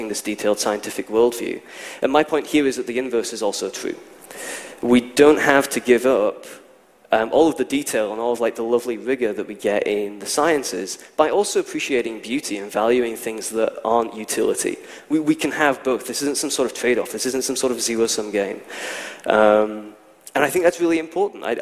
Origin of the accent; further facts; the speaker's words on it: Scotland, United Kingdom; I'm from Scotland